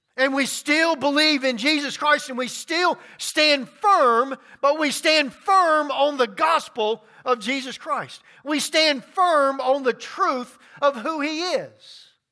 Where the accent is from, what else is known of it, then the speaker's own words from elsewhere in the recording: Baton Rouge, Louisiana, United States; now in Rock Hill, United States; I grew up in Baton Rouge, Louisiana